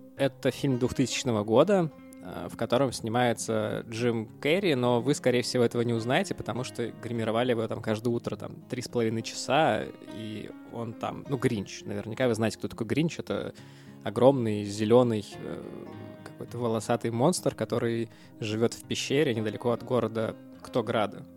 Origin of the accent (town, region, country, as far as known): Russia; moved away